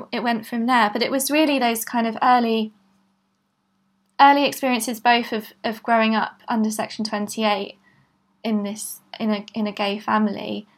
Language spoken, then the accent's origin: English; Bristol, South West England, United Kingdom; also born or lived in London; I grew up in Bristol and I came back after university.